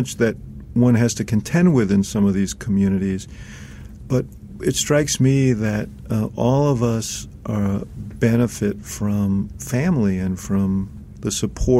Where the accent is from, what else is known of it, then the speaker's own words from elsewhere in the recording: Chicago, Illinois, United States; I come from Chicago